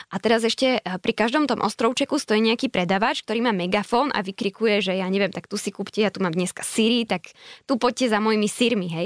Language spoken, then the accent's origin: Slovak; eastern Slovakia, Slovakia; moved away as an adult; also born or lived in Seoul, South Korea; Tak ja som z východu, tak povedzme, že Spíska Nová Ves alebo dobre, Poprad